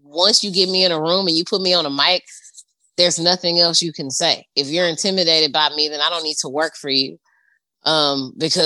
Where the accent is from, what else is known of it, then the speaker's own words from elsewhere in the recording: Shreveport, Louisiana, United States; moved away; also born or lived in Toledo; I'm from Shreveport. Like, I need you to understand that, like, I'm not from here. I'm from down there.